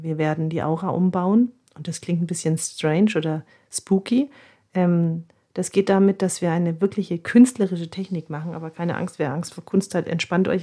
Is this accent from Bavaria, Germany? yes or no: yes; Nuremberg, Bavaria, Germany; bei uns in Nürnberg